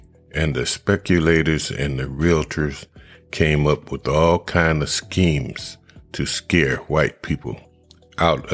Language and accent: English; Akron, Ohio, United States; my hometown, which is Akron, Ohio